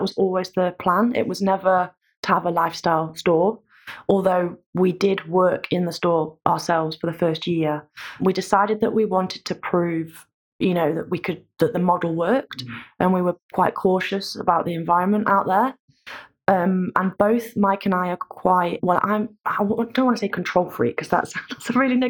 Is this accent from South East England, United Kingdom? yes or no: no; Nottingham, East Midlands, United Kingdom; accent: Midlands; now in Brighton, United Kingdom; you could probably tell by my accent that I'm not a Brightonian. {S0} No. {S1} From the Midlands. We came very close to opening a store in Nottingham, which was my hometown.